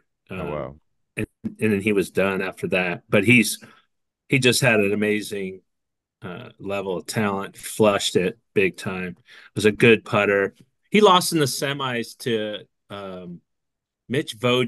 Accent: Thousand Oaks, California, United States; I grew up in Thousand Oaks

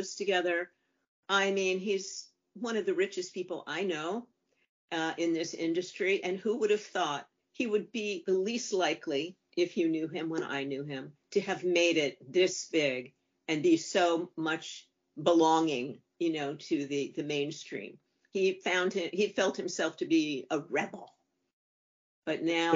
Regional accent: New Haven, Connecticut, United States; moved away; I was brought up in New Haven, Connecticut, the home of Long Wharf Theater.

